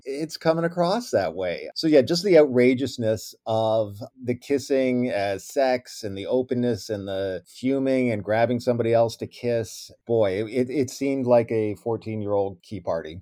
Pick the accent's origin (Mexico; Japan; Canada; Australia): Canada; Ontario; now in United States; that wasn't my experience growing up in Ontario